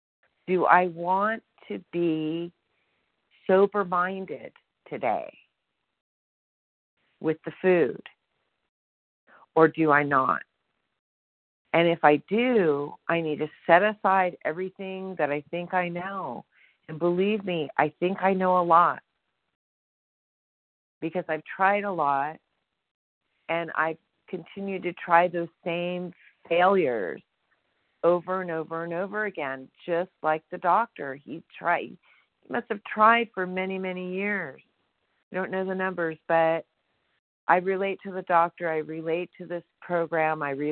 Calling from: Sonora, California, United States; I'm calling from Sonora, California.

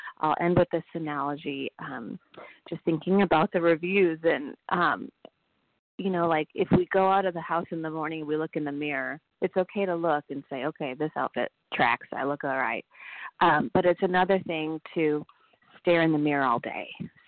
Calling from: Nashville, Tennessee, United States; Hi, this is … I'm calling from Nashville, Tennessee.

